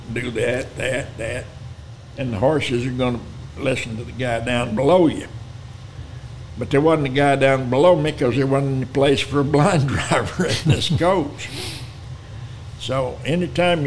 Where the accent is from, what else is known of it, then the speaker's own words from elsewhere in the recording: Lubbock, Texas, United States; also born or lived in Lamesa, Texas / Austin, Texas; I was born in La Mesa, Texas, raised in Lubbock and Austin